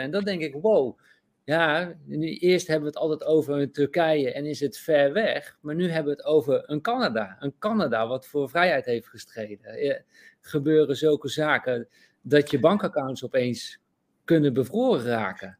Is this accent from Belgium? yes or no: no; Netherlands; we dat als Nederlanders ook niet eh, beseffen, omdat we in zo'n ja, toch wel goed land zijn opgegroeid